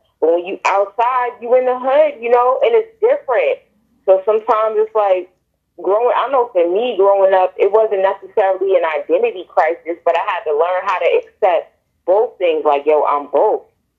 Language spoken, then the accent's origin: English; East Coast, United States; Which, when growing up on the East Coast, it's like, nah, you don't gotta only be Mexican.